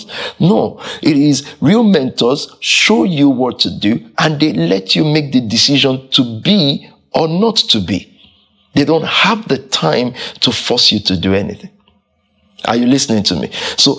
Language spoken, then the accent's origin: English; London, United Kingdom; And from that culture, I grew up in Southeast.